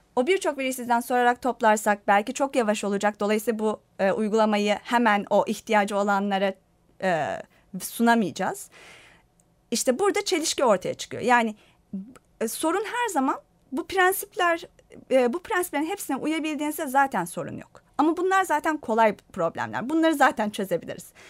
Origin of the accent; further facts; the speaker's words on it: Turkey; ben Türk'üm